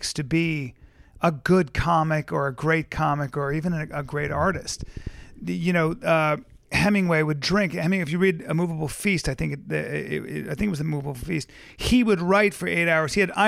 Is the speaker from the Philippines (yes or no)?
yes; Philippines; born there; also born or lived in India / Lebanon / Pakistan; I grew up all over the world. I was born in the Philippines. I lived in India, Calcutta and Bombay, which is now Mumbai. I then moved to Lebanon. I then moved to Pakistan. I then moved back to Lebanon